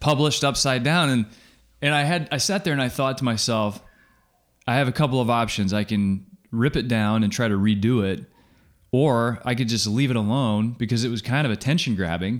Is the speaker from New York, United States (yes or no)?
no; Kansas, United States; I'm from Kansas, it's pop.